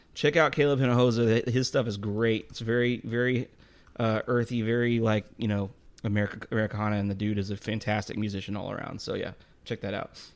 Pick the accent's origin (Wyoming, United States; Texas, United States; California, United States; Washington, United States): Texas, United States; I'm from Texas.